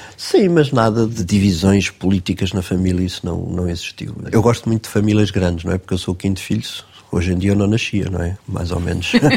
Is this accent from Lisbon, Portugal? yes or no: yes; Queluz, Lisbon, Portugal; a maior parte da minha infância e juventude passei em Queluz, ah, andei no Liceu Nacional de Queluz